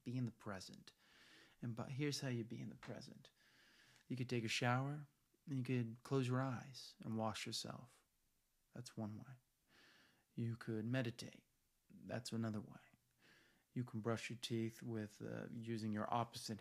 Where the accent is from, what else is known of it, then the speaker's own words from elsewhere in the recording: United States; as American